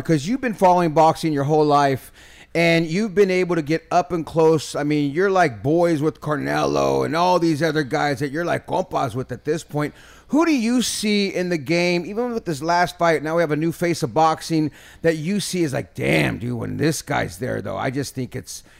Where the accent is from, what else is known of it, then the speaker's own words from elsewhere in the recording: California, United States; Norteño, dog. I'm just from the Bay.